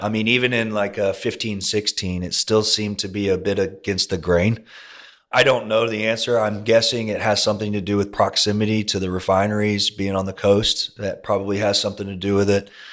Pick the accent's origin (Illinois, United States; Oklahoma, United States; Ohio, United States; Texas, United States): Texas, United States; Longview; now in Houston, United States; I grew up in East Texas